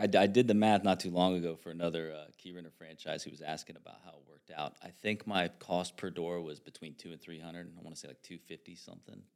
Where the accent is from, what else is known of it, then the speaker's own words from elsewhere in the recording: Hancock County, Indiana, United States; I'm from Han, Hancock County, so, um, I'm very familiar with that area